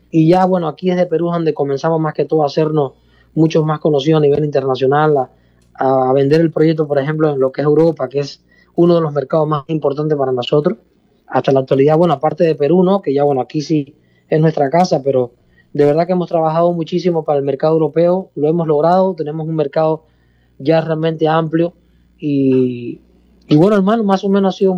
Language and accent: Spanish; Cuba; yo soy cubano, eh, pero yo soy de una provincia de Cuba donde en realidad el lenguaje no es muy, para, no es en nada parecido a como se habla en la parte oriental, en la parte, perdón, la parte de la capital